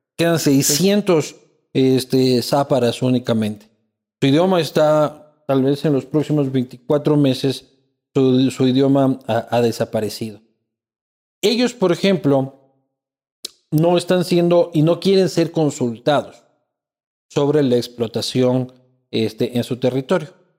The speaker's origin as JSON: {"language": "Spanish", "country": "Ecuador", "said": "como sociedad ecuatoriana"}